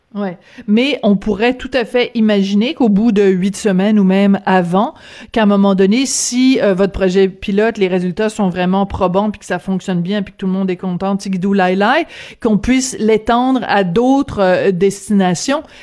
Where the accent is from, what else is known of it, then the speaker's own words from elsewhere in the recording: Quebec, Canada; chez nous, au Québec